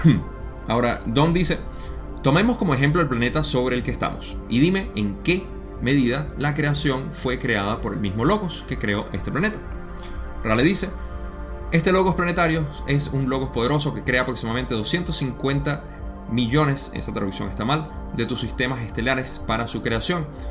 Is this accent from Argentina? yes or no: no; Venezuela; en mi país usamos la palabra millardo eh, para aquellos venezolanos que están